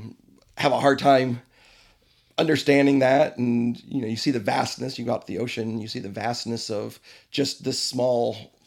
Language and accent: English; Fort Wayne, Indiana, United States; also born or lived in Rochester, New York; now in Fishers, United States; I grew up in Fort Wayne.